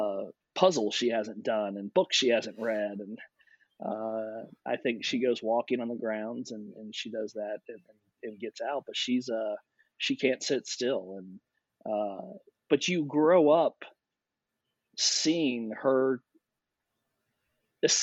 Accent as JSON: {"language": "English", "town": "Louisville", "region": "Kentucky", "country": "United States", "tie": "born or raised there", "said": "I grew up in Louisville, Kentucky."}